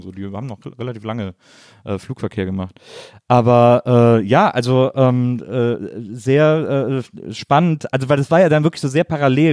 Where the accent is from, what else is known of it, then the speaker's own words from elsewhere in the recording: Rhineland, Germany; ich bin halt so to total westdeutsches Kind, irgendwie äh, in den 70ern äh, im Rheinland aufgewachsen